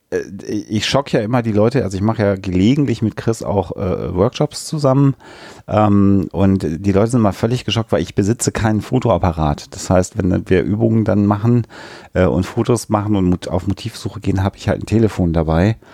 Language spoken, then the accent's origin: German; Germany; Ich komme ja eher aus dem äh, Hannoveraner ostwestfälischen Raum.